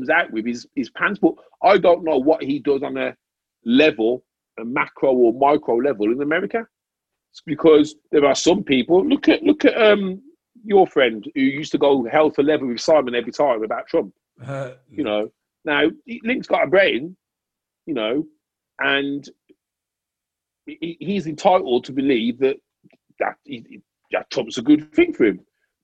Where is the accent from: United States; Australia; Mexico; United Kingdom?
United Kingdom; we grew up in Britain.